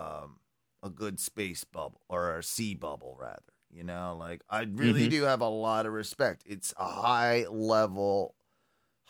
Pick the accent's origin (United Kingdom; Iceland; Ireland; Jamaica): United Kingdom; England; I'm English